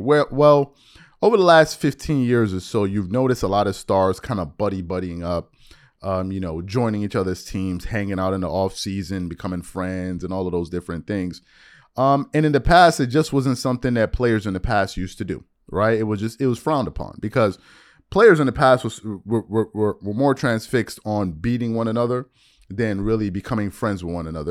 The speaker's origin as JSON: {"language": "English", "country": "United States", "tie": "born or raised there", "said": "As somebody that was born and raised in the States"}